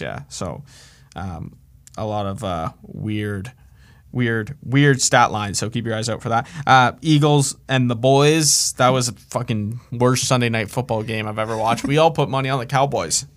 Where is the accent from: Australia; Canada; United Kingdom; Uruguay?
Canada; I'm Canadian.